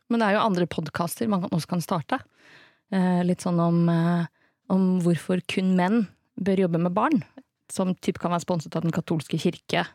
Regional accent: Norway; Vi som nordmenn

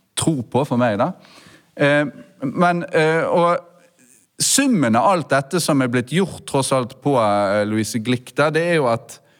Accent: Bergen, Vestland, Norway; som bergenser

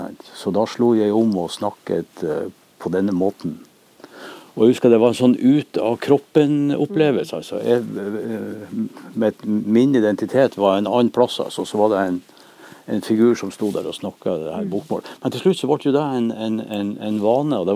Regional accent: Northern Norway, Norway; og det er klart, de da som så meg og kjente meg som, som nordlending, de, de reagerer.

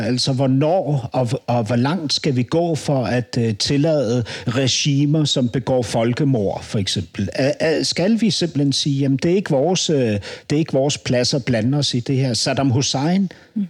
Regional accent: Denmark; hvad synes du som dansker

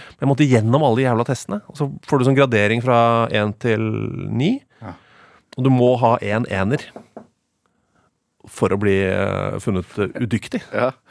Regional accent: Oslo, Norway; Eh, det er jo drabant drabantby Oslo, da. Sørøst-Oslo.

